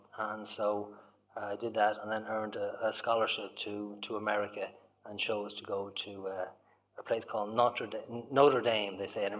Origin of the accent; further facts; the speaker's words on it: Limerick, Munster, Ireland; moved away as an adult; also born or lived in Dublin; now in Indiana, United States; So I'm from Limerick originally, and I was there until I was about five, went up to Dublin, and liked Dublin, and but decided at the age of 12 or 13 that I wanted to go back to Limerick, I wanted to go back to the country.